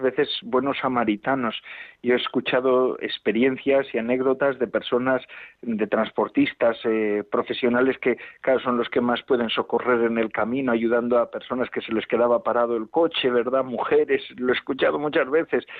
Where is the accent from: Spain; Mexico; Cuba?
Spain; Ea, Basque Country; Lequeitio es un pueblo costero de Vizcaya, de la costa de Vizcaya, donde, de donde yo soy. Bueno, yo soy de unos kilómetros de Lequeitio, en EA se llama mi pueblo, a nueve kilómetros